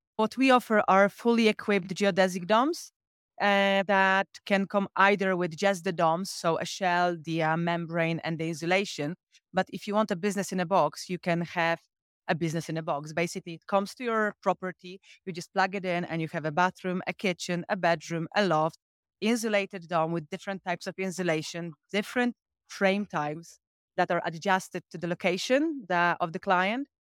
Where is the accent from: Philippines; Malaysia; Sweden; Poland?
Poland; I'm from Evans Glamping, so all the way from Poland